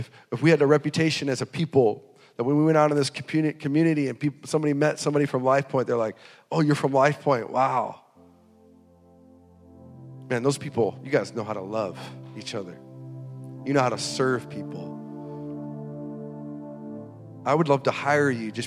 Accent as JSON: {"language": "English", "region": "North Dakota", "country": "United States", "tie": "born or raised there", "said": "we grew up in North Dakota"}